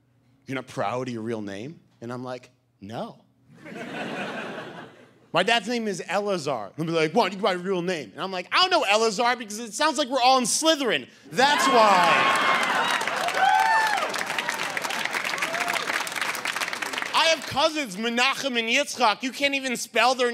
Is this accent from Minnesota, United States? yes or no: no; Boston, Massachusetts, United States; I'm from Boston.